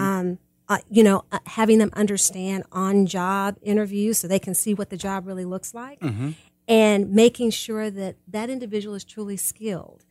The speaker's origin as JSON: {"language": "English", "town": "Kansas City", "country": "United States", "tie": "born or raised there", "also_born_or_lived": "Georgia", "moved": "yes", "said": "I grew up in Kansas City"}